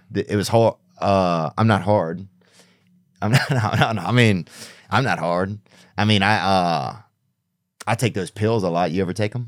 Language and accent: English; the South, United States; I'm not even really a Southern guy, but I'm from the South